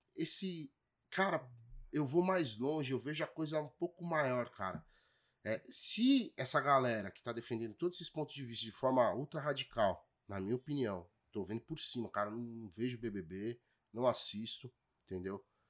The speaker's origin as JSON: {"language": "Portuguese", "region": "São Paulo", "country": "Brazil", "tie": "born or raised there", "said": "fui criado no, na Ponte Rasa ali, né? Menino Matarazzo."}